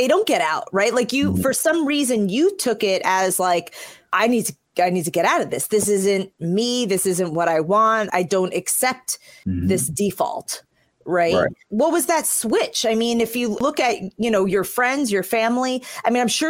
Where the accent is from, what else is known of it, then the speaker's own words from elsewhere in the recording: New York City, New York, United States; born there; I was born in New York City and in the Bronx